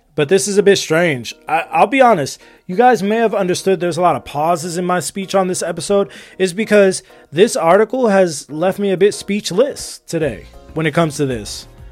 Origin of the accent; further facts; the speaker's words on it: United States; also born or lived in Los Angeles; I'm an American, all right? Live in Los Angeles